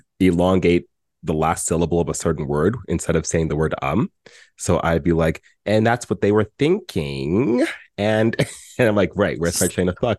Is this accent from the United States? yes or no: no; Canada